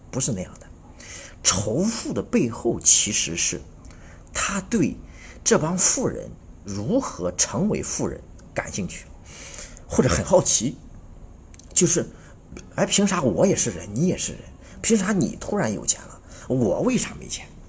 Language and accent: Chinese; Anhui, China; 作为安徽人，